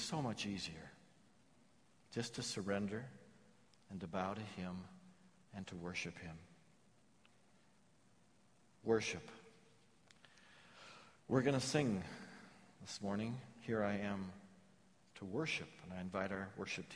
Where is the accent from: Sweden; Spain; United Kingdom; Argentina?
United Kingdom; England; I'm English